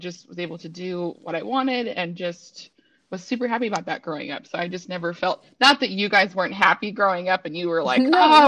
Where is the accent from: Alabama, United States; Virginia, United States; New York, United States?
Virginia, United States; Richmond; I was born in Richmond, Virginia